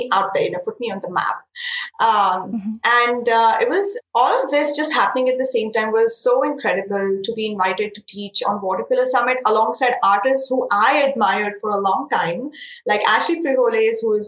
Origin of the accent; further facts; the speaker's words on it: India; English is a second language; Indian handmade paper that is made very close to my hometown